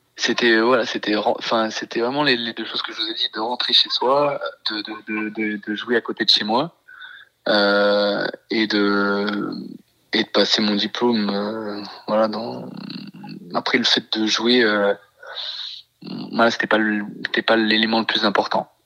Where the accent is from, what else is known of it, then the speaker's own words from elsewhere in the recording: Isère, Auvergne-Rhône-Alpes, France; moved away as an adult; nous on est originaire de l'Isère avec ma femme